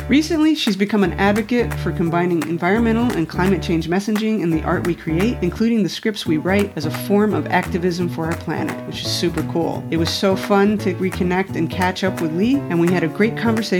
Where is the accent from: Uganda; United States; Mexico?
Mexico; So I'm the youngest of six. I don't know if you remember that. And I grew up in Mexico and the whole family was on a vacation in Acapulco.